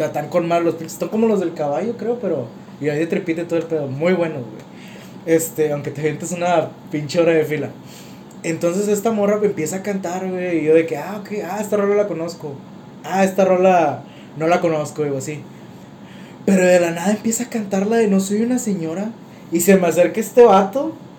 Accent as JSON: {"language": "Spanish", "country": "Mexico"}